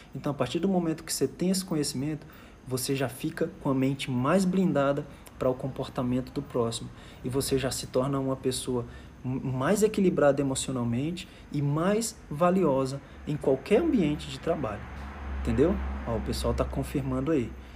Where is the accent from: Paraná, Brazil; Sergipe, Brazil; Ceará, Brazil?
Ceará, Brazil; Fortaleza; moved away as an adult; also born or lived in Manaus; eu sou de Fortaleza, Ceará